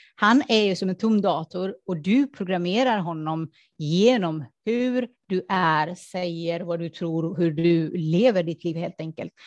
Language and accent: Swedish; Afghanistan; moved away; det kom ju från min barndom att jag såg fattigdom. Jag kom ju från Afghanistan och det är krig, krig och fattigdom och allt det där